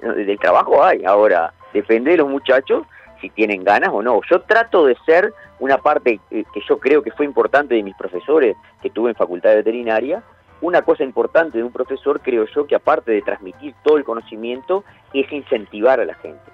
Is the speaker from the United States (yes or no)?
no; Montevideo, Uruguay; also born or lived in Santa Clara de Olimar, Treinta y Tres, Uruguay; yo me crié en Montevideo, por más que soy de Santa Clara de Olimar, de 33